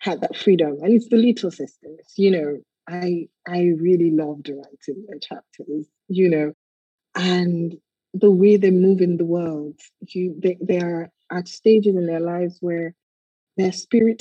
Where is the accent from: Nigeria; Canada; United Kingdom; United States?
Nigeria; as a young girl growing up in Nigeria